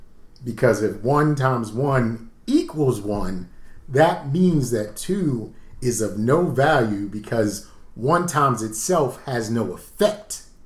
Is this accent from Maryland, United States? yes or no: yes; Baltimore, Maryland, United States; I'm from Baltimore.